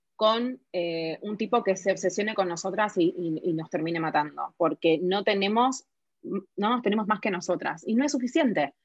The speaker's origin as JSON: {"language": "Spanish", "country": "Argentina"}